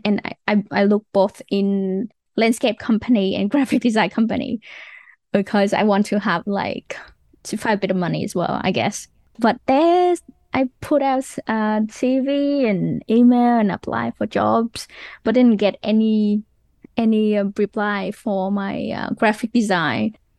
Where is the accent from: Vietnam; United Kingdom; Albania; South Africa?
Vietnam; English is a second language; moved away as an adult; also born or lived in Wollongong, Australia / Canberra, Australia; now in Australia; I came from Vietnam.